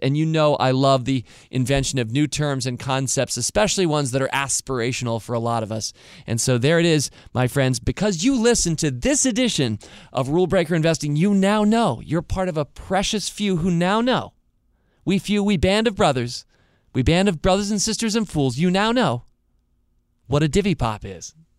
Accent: Northern Virginia, United States; right here nearby where we grew up in Northern Virginia, here in Washington, D C area

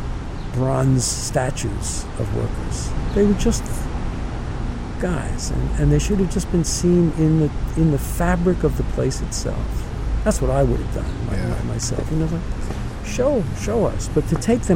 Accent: New York, United States; from the neighborhood that I grew up in the Bronx

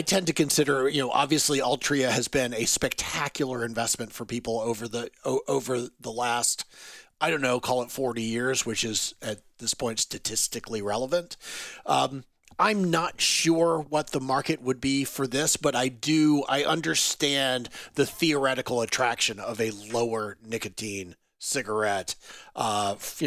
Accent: North Carolina, United States; I am from North Carolina

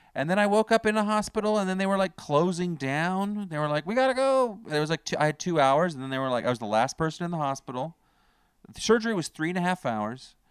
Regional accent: Canada; I'm from Canada

